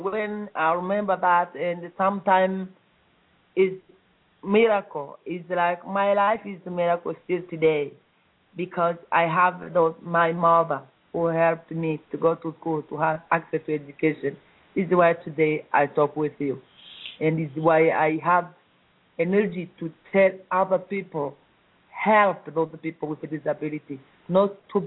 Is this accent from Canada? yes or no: no; East Congo, DR Congo; I was born in East Congo, and I grew up like other children